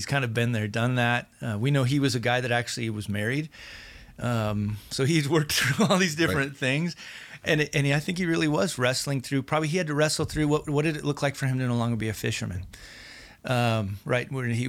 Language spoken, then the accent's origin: English; Wyoming, United States; I'm from Wyoming.